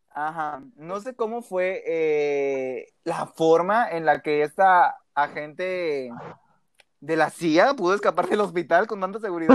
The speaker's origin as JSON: {"language": "Spanish", "town": "Matamoros", "region": "Tamaulipas", "country": "Mexico", "said": "ahí vivo yo, ahí es mi ciudad"}